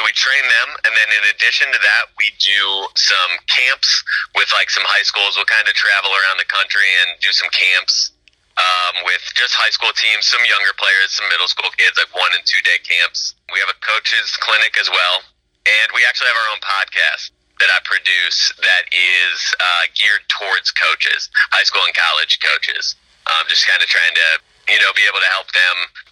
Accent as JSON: {"language": "English", "town": "Oswego", "region": "Illinois", "country": "United States", "said": "I'm from Illinois, actually. I'm from Oswego, Illinois, which is like southwest suburbs up there, kind of by Aurora and Naperville"}